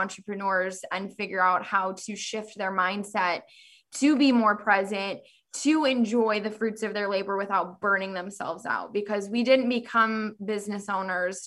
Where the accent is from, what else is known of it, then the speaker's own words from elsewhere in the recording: Southern California, United States; moved away as an adult; also born or lived in Davis, California; now in Northern California, United States; I grew up, born and raised in California, Southern California.